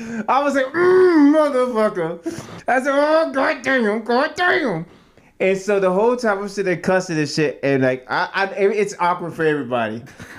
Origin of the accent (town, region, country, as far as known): Oregon, United States